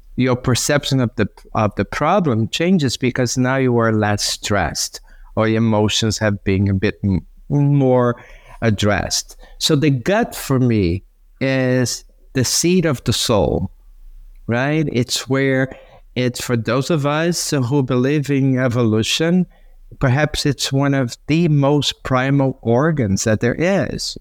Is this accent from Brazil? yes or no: yes; Brazil; now in Santa Monica, United States; when I was growing up in Brazil